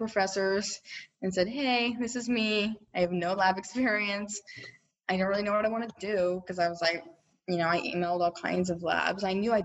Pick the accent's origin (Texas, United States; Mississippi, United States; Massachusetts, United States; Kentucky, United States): Texas, United States; Austin; I'm from Austin, so it was easy for me to just commute back. I live about 30 minutes away at my parents' house